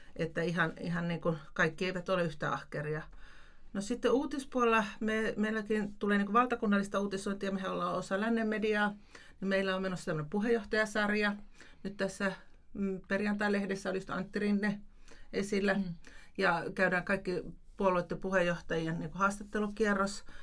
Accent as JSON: {"language": "Finnish", "town": "Tampere", "region": "Pirkanmaa", "country": "Finland", "tie": "born or raised there", "moved": "yes", "lives_now": "Lapland, Finland", "said": "itse olen Tampereelta kotoisin"}